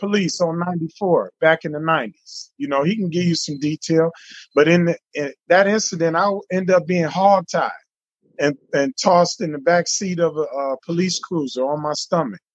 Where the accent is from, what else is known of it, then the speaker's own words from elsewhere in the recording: Detroit, Michigan, United States; born and raised in Detroit, Michigan, 1971